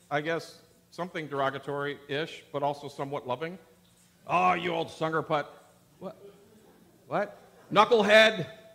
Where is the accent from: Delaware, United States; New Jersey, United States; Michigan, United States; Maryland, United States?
Michigan, United States; Upper Peninsula of; moved away; also born or lived in Wisconsin / Portland, Oregon; I grew up in Wisconsin, Michigan, in the Upper Peninsula, the UP